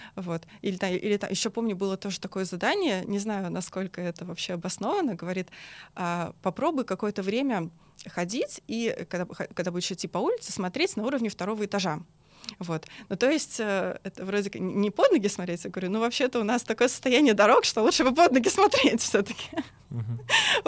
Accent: Moscow Oblast, Russia; я сама из Подмосковья

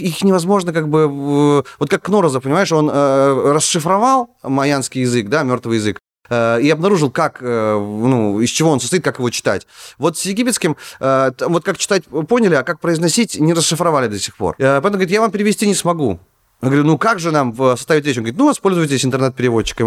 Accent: Naryan-Mar, Nenets Autonomous Okrug, Russia; moved away as an adult; also born or lived in Saint Petersburg; откуда я родом, ну, я из Наринмара, ну, часть Архангельской области.

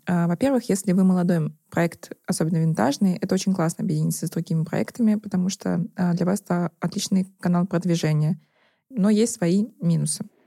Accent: Nizhny Novgorod, Nizhny Novgorod Oblast, Russia; now in Moscow, Russia; я из Нижнего Новгорода

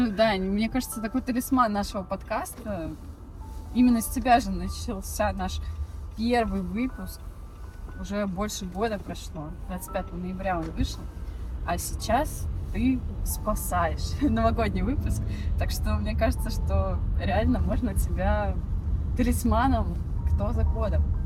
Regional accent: Siberia, Russia; now in Saint Petersburg, Russia; Как сибиряк

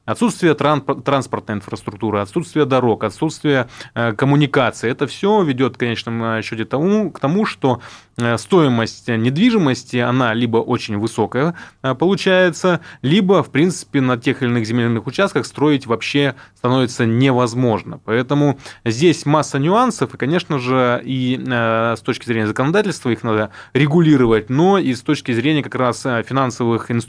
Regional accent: Irkutsk Oblast, Russia; ну, я сам из субъекта, я из Иркутской области.

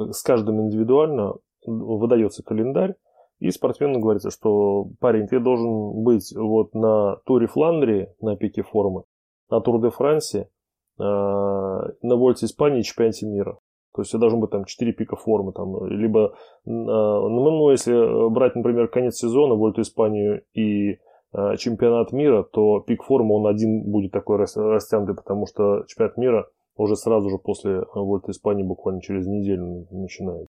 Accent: Samara, Samara Oblast, Russia; в моем родном городе Самара

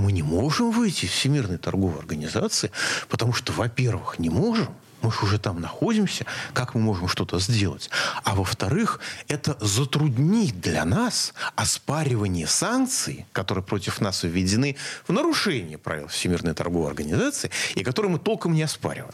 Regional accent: Moscow, Russia; как москвич

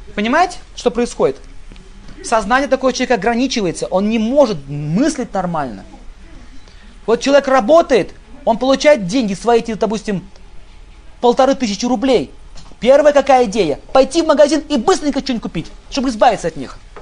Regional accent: Russia; мы родились в России

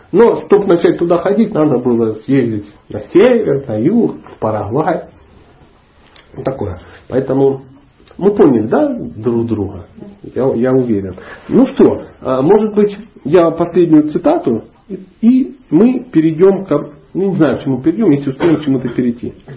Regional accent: Dnipro, Dnipropetrovsk Oblast, Ukraine; moved away as an adult; also born or lived in Karelia / Sochi; Я ломанулся из Днепропетровска, ну, города, в котором я родился

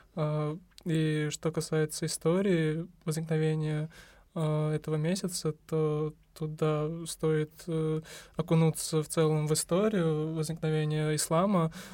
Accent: Uzbekistan; Мы, узбеки, естественно, предпочитаем разговляться

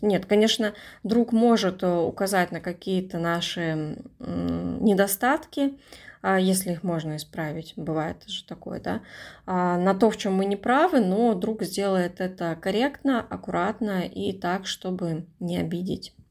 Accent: Komsomolsk-on-Amur, Khabarovsk Krai, Russia; moved away; когда я жила в своем родном городе, я из Комсомольска на Амуре

